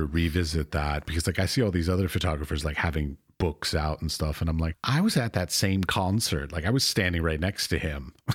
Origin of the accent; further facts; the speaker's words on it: United States; as an American